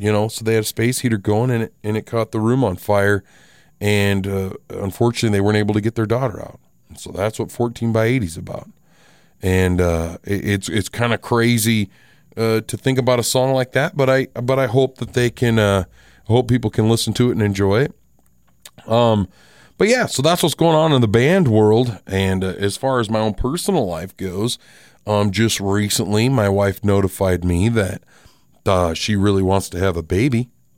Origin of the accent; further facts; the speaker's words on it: Box Elder, United States; another song is about a house that I grew up in Box Elder.